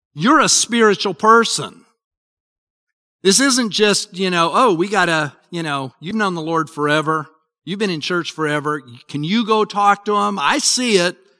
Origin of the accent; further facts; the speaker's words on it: Utah, United States; I grew up in Utah